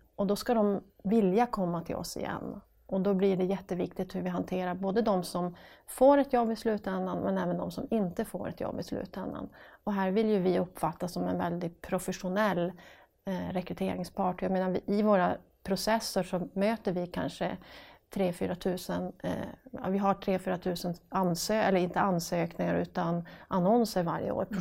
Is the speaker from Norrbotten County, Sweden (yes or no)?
yes; Piteå, Norrbotten County, Sweden; accent: northern; det hörs på dialekten att jag kommer från norr, från Piteå